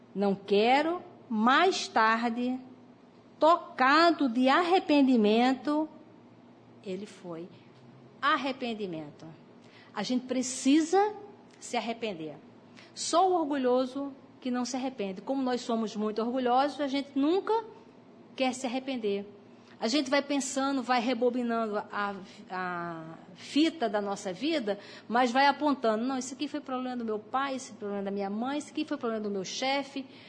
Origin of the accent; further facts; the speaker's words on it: Brazil; nós nascemos aqui no, no Brasil